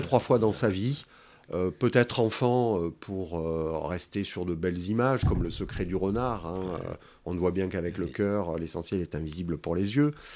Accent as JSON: {"language": "French", "town": "Marseille", "region": "Provence-Alpes-Côte d'Azur", "country": "France", "tie": "born or raised there", "said": "je suis né à la Pointe Rouge, donc j'ai connu le quartier avant le port, hein, en 1964"}